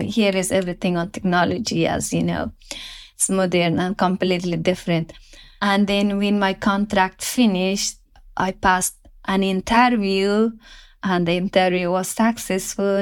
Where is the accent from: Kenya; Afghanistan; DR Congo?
Afghanistan; English is a second language; moved away as an adult; I will leave my home country, my father, my siblings, my mother, my friends